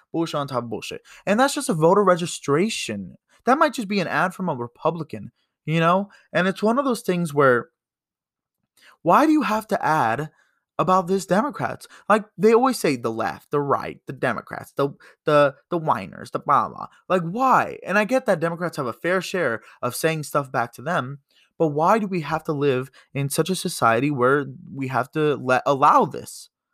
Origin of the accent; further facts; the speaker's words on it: United States; as an American